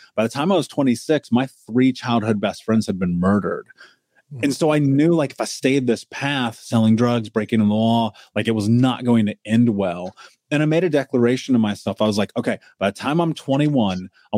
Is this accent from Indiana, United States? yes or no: yes; Indianapolis, Indiana, United States; I grew up in America. I grew up in Indianapolis.